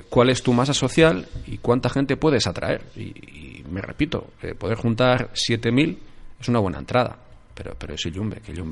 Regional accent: Eibar, Basque Country, Spain; Yo vengo de Ibar. El Ibar tenía día grande el sábado pasado.

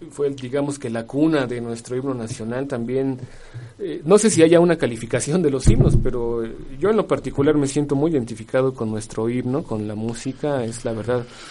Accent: Mexico; somos mexicanos

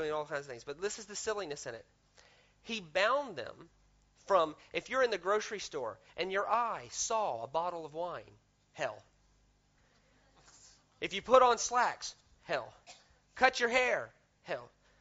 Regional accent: the South, United States; I grew up in the South in America

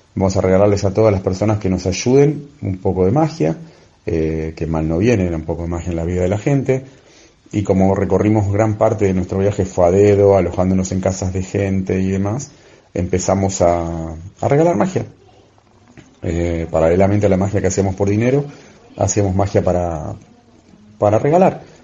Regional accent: Argentina; moved away as an adult; also born or lived in Buenos Aires; now in Spain; soy de Argentina y estoy viviendo en España desde febrero del 2020

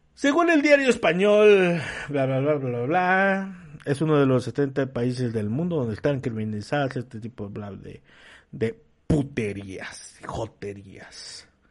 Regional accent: Mexico; nosotros como mexicanos

